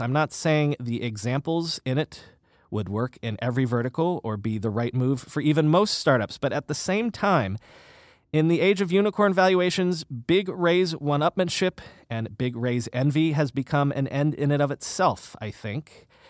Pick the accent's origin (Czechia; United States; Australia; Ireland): United States; South Florida; now in New York City, United States; I grew up in South Florida